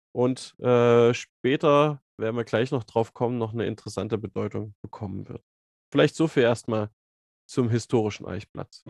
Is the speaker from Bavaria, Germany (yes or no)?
no; Zwickau, Saxony, Germany; moved away as an adult; now in Jena, Germany; bin gebürtig aus Zwickau und Sachsen, habe dann hier studiert